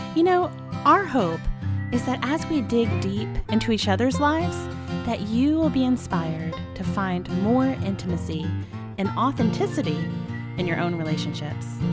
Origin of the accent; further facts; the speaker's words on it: Dallas, Texas, United States; moved away; I'm from Dallas, Texas